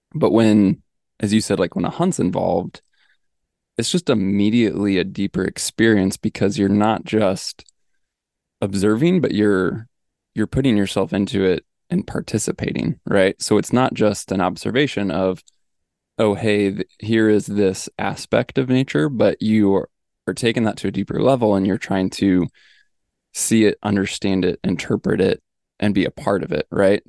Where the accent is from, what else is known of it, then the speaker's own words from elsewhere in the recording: Midwest, United States; also born or lived in Missouri; I grew up in the Midwest